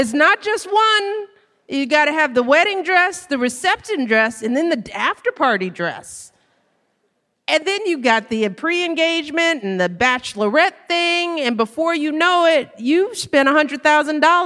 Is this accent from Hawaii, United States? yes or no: no; Chicago, Illinois, United States; I grew up on the South Side with everybody I've ever known within seven blocks of each other